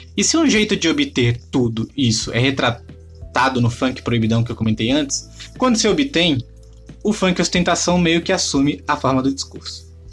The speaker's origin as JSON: {"language": "Portuguese", "town": "São Vicente", "region": "São Paulo", "country": "Brazil", "tie": "born or raised there", "said": "minha terrinha natal, São Vicente"}